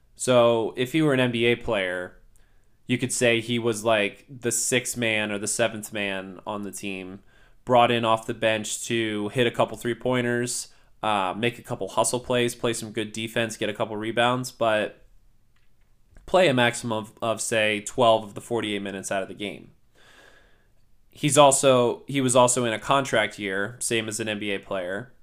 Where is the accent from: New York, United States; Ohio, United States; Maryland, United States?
Maryland, United States; Baltimore; growing up in Baltimore, Maryland